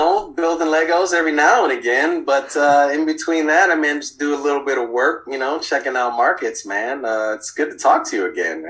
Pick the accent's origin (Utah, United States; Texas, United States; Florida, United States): Florida, United States; Miami; I moved around a good bit as a kid. So I grew up in Miami, and that's kind of where the roots started